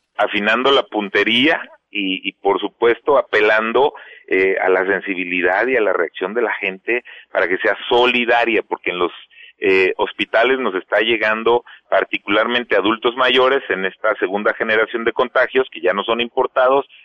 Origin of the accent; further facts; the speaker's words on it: Mexico; also born or lived in Michoacán; todos somos mexicanos, porque todos aquí vivimos en Michoacán